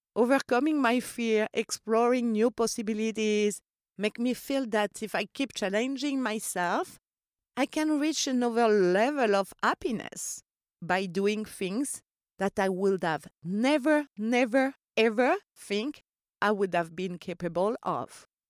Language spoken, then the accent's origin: English; Corsica, France; I grew up in Corsica